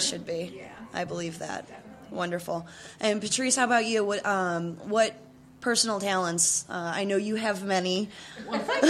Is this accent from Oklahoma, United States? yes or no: no; Chicago, Illinois, United States; now in St. Louis, United States; I'm not originally from St. Louis. Um, I was born and raised in Chicago, the Chicagoland area.